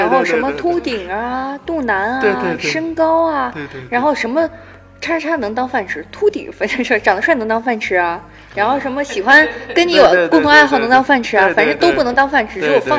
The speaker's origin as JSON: {"language": "Chinese", "region": "Shandong", "country": "China", "tie": "born or raised there", "moved": "yes", "said": "都来自于山东，我的故乡。"}